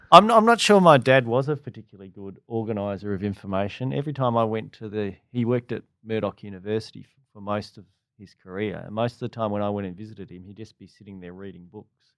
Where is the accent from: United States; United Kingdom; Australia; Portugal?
Australia; Perth, Western Australia; moved away as an adult; now in Melbourne, Australia; me growing up in Perth